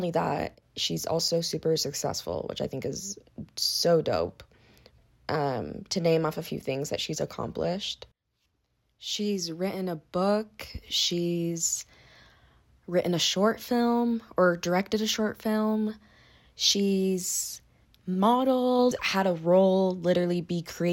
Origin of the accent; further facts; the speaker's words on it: Utah, United States; I'm from Utah, born and raised